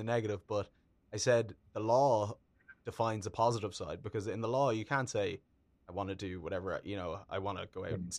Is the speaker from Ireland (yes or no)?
yes; Ireland; I'm Irish and Ireland is a Catholic country